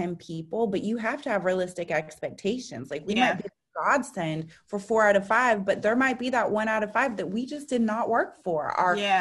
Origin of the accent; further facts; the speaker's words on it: San Francisco, California, United States; I grew up in San Francisco.